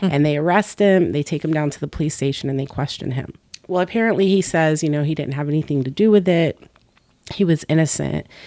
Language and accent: English; Florida, United States; also born or lived in Boston, Massachusetts / New England; I grew up in Florida